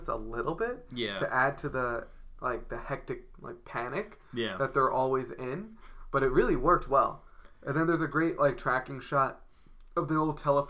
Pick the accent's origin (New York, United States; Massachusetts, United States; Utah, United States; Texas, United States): New York, United States; New York City; there are shots in this movie that gave me immense pride in being a New Yorker